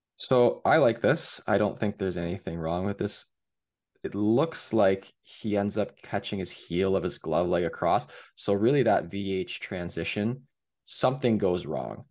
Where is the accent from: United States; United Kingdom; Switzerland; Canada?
Canada; Hamilton, Ontario; I'm from Hamilton